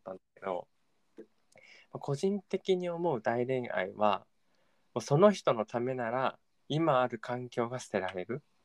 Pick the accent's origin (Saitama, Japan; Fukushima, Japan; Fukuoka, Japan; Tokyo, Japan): Tokyo, Japan; 自分東京生まれ東京育ちなんだけど